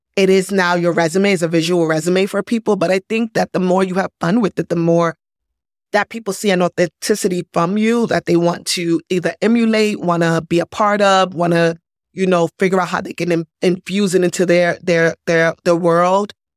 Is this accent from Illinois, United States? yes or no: no; New York City, New York, United States; moved away as an adult; now in Los Angeles, United States; I'm from New York, born and bred from the Bronx